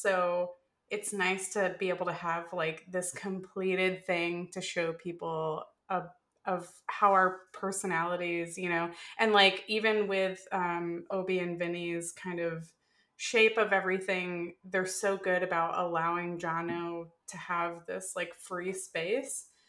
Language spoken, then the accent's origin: English; Florida, United States; I grew up in Florida